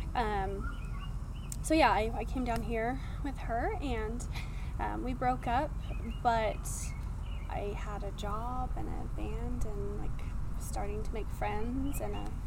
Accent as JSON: {"language": "English", "region": "Washington", "country": "United States", "moved": "as an adult", "said": "I am from um, Washington State"}